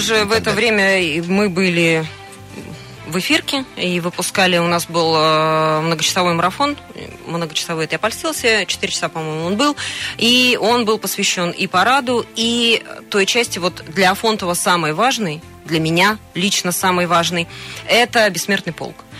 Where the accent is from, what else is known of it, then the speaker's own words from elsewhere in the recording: Tomsk, Tomsk Oblast, Russia; moved away as an adult; now in Krasnoyarsk, Russia; у нас на родине, в городе Томске